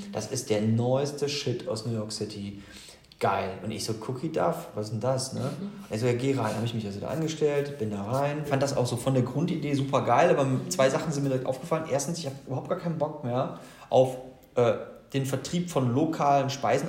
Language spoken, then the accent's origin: German; Gladbeck, North Rhine-Westphalia, Germany; moved away as an adult; also born or lived in Bonn; now in Cologne, Germany; ich bin im Ruhrpott geboren. In Gladbeck praktisch Mehr Ruhrpott geht nicht, bin aber Kölner durch und durch.